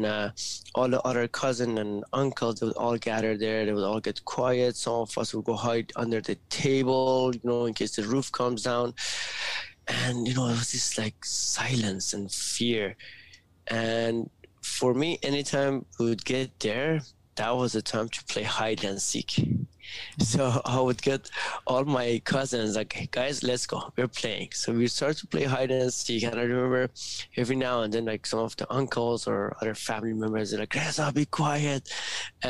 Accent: Iran; moved away; I was born in Iran, and first 6 years of my life, it was during the Iran and Iraq war

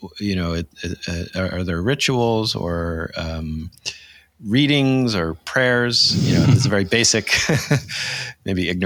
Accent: United States; as an American

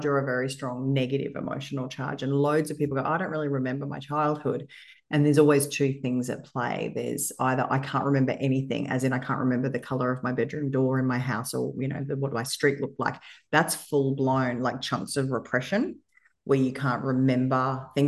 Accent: Australia; I'm white, I'm female, and I was born in Australia

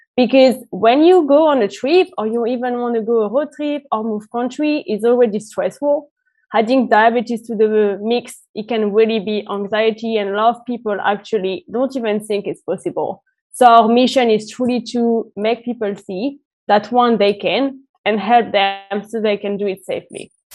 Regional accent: France; moved away as an adult; now in United Kingdom; I'm originally from France and I've been based in the UK for the past five years

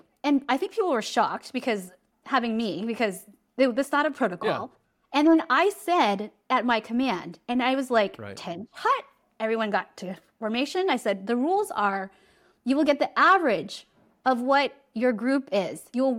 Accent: San Diego, California, United States; I'm from California.

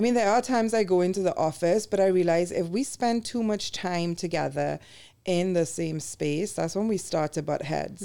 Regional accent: Trinidad & Tobago; moved away as an adult; now in United States; when we were growing up, you know, in the eighties and nineties in the Caribbean

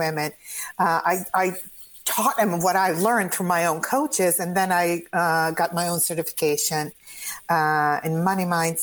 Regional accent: Croatia; English is a second language; moved away as an adult; now in United States; I come originally from Croatia. I came to the United States when I was 20.

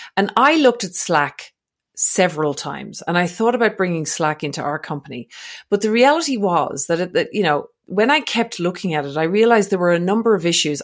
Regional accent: Ireland; also born or lived in Australia; now in French Alps, France; I'm not actually from Scotland, but I'm from Ireland, which is close

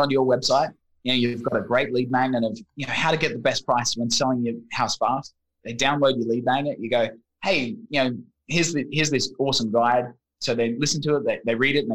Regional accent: Australia; moved away as an adult; also born or lived in London, United Kingdom / Vietnam; Originally from the land of kangaroos.

